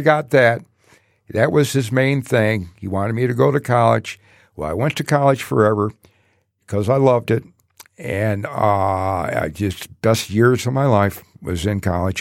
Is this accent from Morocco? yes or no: no; Detroit, Michigan, United States; also born or lived in Allen Park; growing up in Detroit.